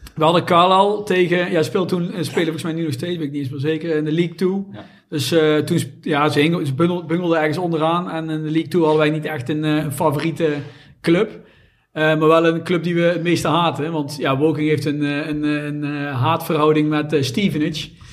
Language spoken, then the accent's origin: Dutch; Someren, North Brabant, Netherlands; Wij komen allemaal uit Zomeren